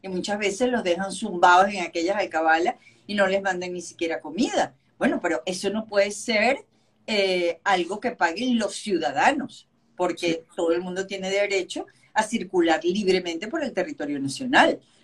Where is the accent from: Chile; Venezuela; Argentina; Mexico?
Venezuela; somos los venezolanos, es solidarios y apoyamos a la gente